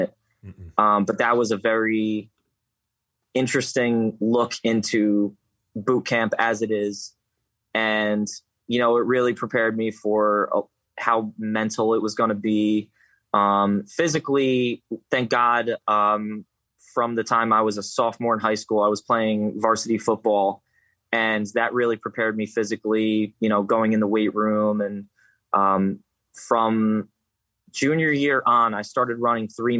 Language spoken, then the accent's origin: English; Poughkeepsie, New York, United States; also born or lived in Yonkers, New York; I'm from Poughkeepsie